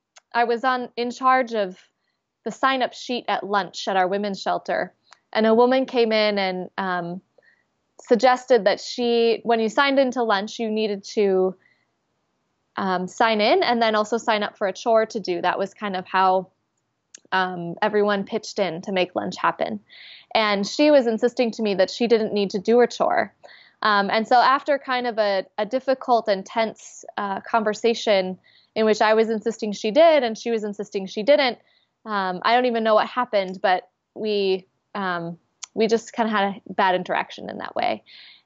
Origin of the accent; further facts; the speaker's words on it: Minnesota, United States; I'm the sixth generation to grow up at the specific congregation that I grew up in Minnesota.